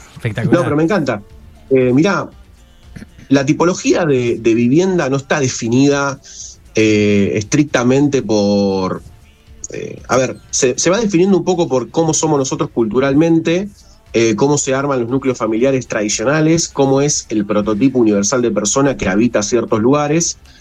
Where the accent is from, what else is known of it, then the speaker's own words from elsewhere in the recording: Argentina; nosotros como argentinos